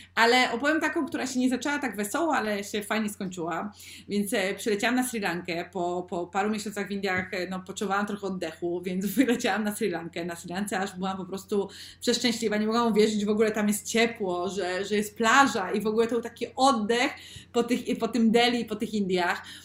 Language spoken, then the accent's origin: Polish; Sosnowiec, Silesian Voivodeship, Poland; now in Spain; u mnie w Sosnowcu. Jestem teraz w Polsce, ja obecnie mieszkam w Hiszpanii